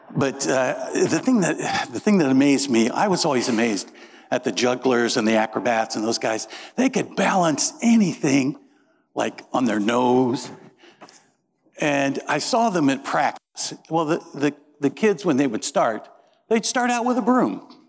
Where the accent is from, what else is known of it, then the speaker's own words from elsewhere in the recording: Peru, Indiana, United States; moved away; I grew up in Peru, Indiana